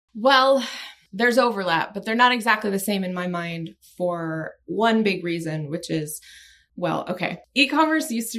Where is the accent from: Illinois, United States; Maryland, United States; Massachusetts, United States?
Maryland, United States; Annapolis; also born or lived in Washington, D.C.; I grew up in um, in Maryland, in, in Annapolis, in that area.